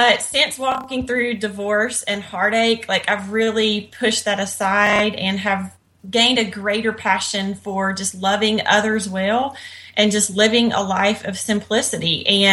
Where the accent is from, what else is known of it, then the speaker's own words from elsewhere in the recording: Northwest Louisiana, United States; now in Texas, United States; I was born and raised in Northwest Louisiana, just really small town USA.